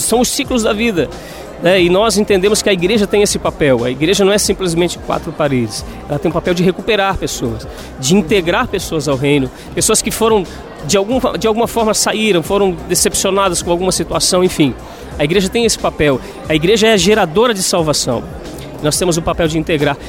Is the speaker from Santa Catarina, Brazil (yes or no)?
yes; Florianópolis, Santa Catarina, Brazil; moved away as an adult; now in Xanxerê, Brazil; sou natural aqui de Florianópolis